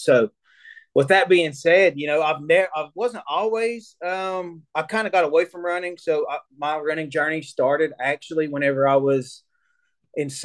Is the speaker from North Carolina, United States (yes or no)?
yes; Cherokee, North Carolina, United States; I grew up here in Cherokee, North Carolina. You know, pretty much my entire life